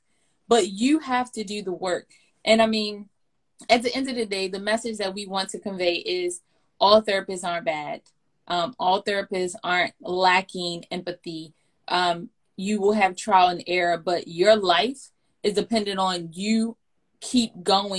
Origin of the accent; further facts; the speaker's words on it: Baltimore, Maryland, United States; moved away; I'm born and raised in Baltimore, and I did not want to come back to Baltimore